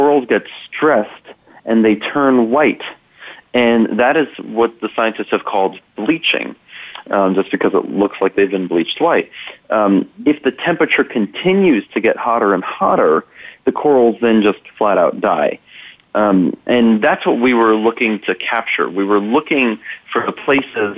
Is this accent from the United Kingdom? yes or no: no; New York, United States; now in Colorado, United States; I'm from New York originally, and every time I'm back home